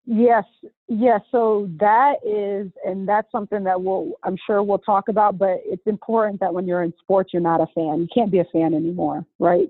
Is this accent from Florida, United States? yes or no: yes; Orlando, Florida, United States; also born or lived in Boca Raton, Florida; I'm from Orlando, right? Went to Dr. Phillips High School